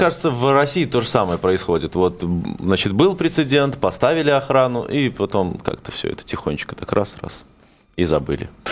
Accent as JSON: {"language": "Russian", "region": "Minsk", "country": "Belarus", "tie": "born or raised there", "said": "у меня на родине происходит в Минске"}